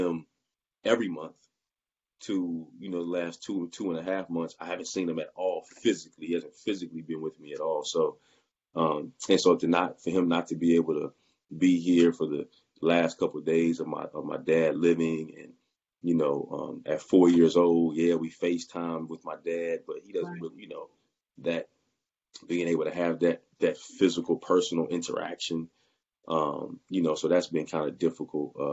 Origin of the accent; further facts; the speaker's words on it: Roanoke, Virginia, United States; also born or lived in Richmond, Virginia; I'm from Roanoke, Virginia, but I was in Richmond, right? I went to Virginia Union in 2006, and I stayed in the Richmond area until 2017